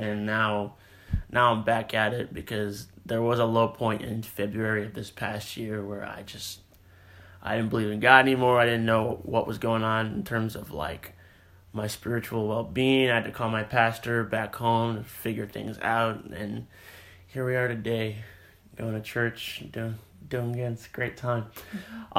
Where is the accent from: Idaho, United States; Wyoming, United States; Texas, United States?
Texas, United States; also born or lived in California; we both move here in the fourth grade